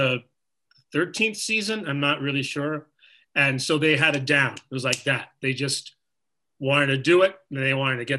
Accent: New York, United States; growing up in New York when I was like 5 or 6

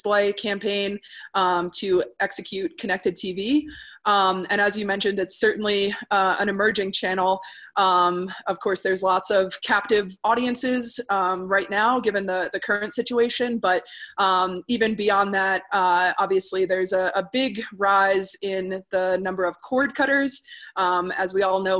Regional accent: Northeast, United States; now in Denver, United States; I'm originally from the Northeast, so I speak at the speed of light.

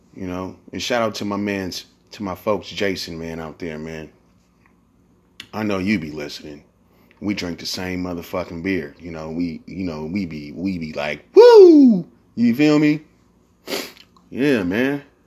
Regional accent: San Francisco, California, United States; I'm from San Francisco. We say blood and cuz in the Bay Area

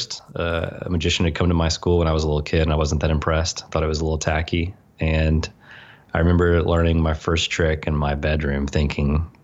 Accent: the South, United States; growing up in the South in a pretty legalistic religious environment

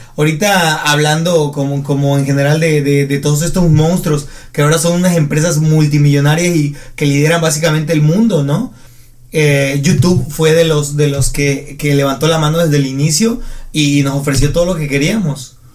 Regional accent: Arriaga, Chiapas, Mexico; en Arriaga, mi comunidad que es provincia de provincia

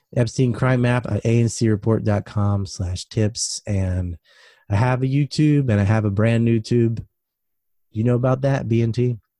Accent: United States; I'm an American

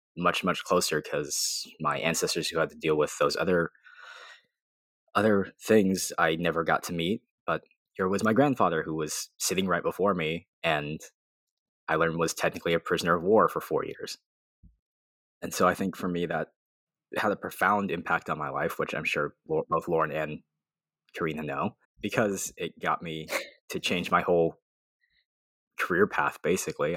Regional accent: Arizona, United States; I grew up in Arizona.

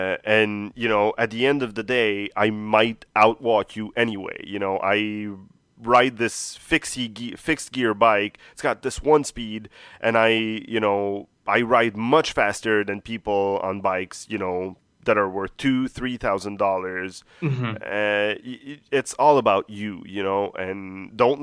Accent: Montreal, Quebec, Canada; I've lived here my whole life, born and raised

